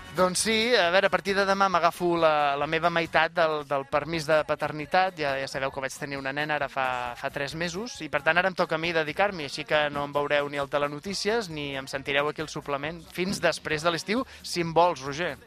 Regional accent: Canet de Mar, Catalonia, Spain; El meu poble, Canet de Mar

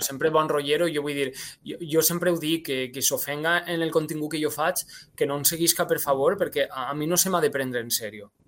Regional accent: La Vila Joiosa, Valencian Community, Spain; first language Valencian; al meu poble, la Vila Joiosa, que és la capital de la comarca, la Marina Baixa

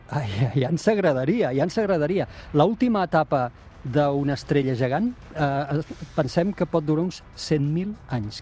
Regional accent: Tarragona, Catalonia, Spain; jo sóc de Tarragona, nascut a Tarragona

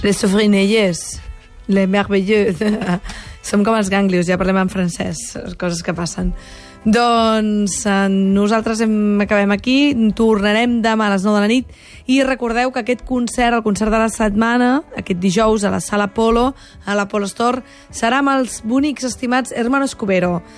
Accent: Tarragona, Catalonia, Spain; sóc de Tarragona

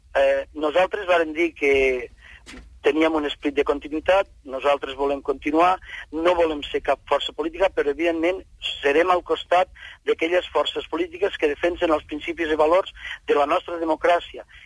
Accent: Catalonia, Spain; som de Catalunya i som d'Espanya, som espanyols i catalans

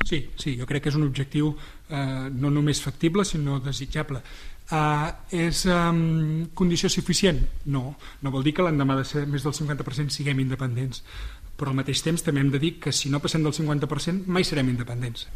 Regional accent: Sarrià de Ter, Catalonia, Spain; haver estat alcalde del meu poble

